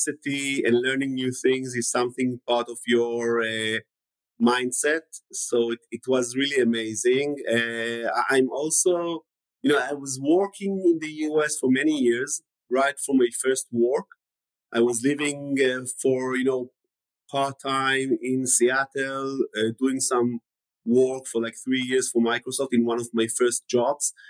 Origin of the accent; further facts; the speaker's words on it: Tel Aviv, Tel Aviv District, Israel; also born or lived in New York; I was living in the suburbs of Tel Aviv all the way until right after I got married